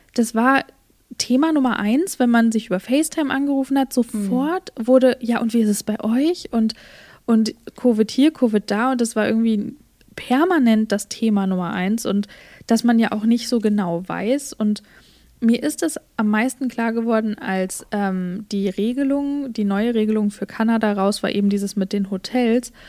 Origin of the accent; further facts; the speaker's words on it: Germany; moved away; bei uns in Deutschland